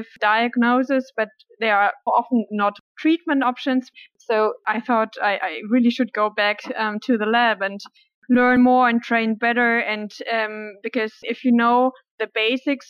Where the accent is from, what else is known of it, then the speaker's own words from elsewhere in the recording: Germany; I'm from Germany. I grew up in Germany